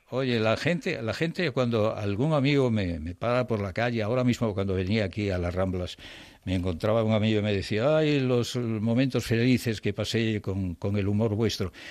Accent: Ponferrada, Castile and León, Spain

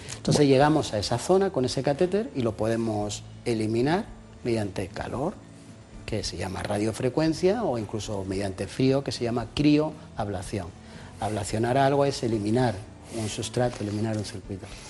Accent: Jaén, Andalusia, Spain; moved away; Yo soy de Jaén, del barrio de San Juan

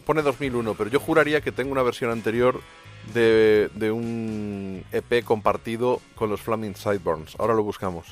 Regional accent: Ciudad Real, Castilla-La Mancha, Spain; yo soy de Ciudad Real, soy de La Mancha

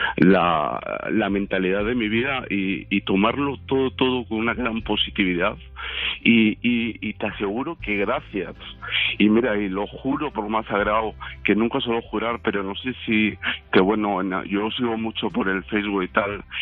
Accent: León, Castile and León, Spain; yo soy de León

